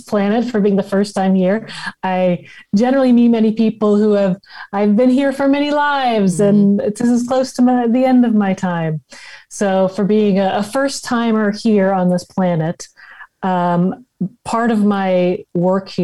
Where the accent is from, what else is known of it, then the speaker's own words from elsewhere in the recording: Los Angeles, California, United States; I'm grew up in Los Angeles